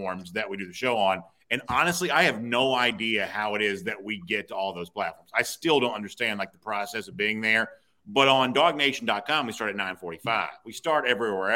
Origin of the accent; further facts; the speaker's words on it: Gainesville, Georgia, United States; now in Alpharetta, United States; so I grew up in Hall County. I went to Johnson High School and lived